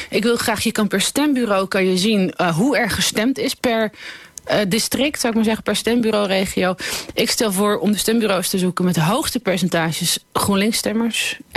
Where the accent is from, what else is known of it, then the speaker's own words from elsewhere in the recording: Amsterdam, North Holland, Netherlands; Waarbij ik als Amsterdammer